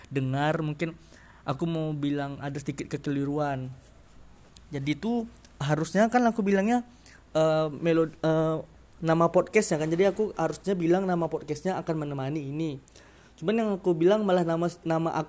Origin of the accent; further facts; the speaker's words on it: Sumatra, Indonesia; yang jelas aku Sumatera, dari logat-logat pasti terasa kan Eh, rasa-rasa Sumatera Sumateranya kan ya aku orang Sumatera